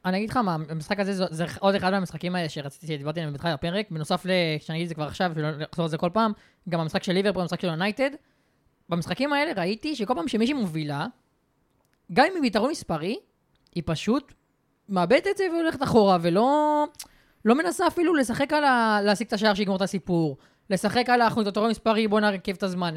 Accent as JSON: {"language": "Hebrew", "country": "Israel", "said": "אני בתור ישראלי"}